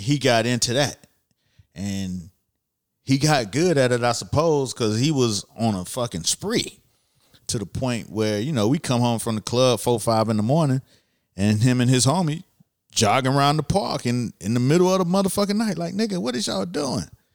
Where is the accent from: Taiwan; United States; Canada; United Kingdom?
United States; Miami, Florida; I'm from Miami